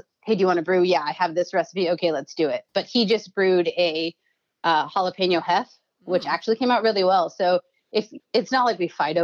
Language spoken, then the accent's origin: English; California, United States; now in Chicago, United States; I'm from California